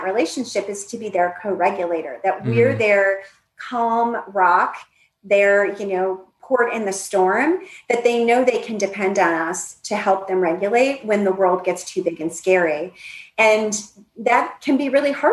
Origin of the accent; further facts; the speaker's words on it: Northeast, United States; I grew up in the Northeast.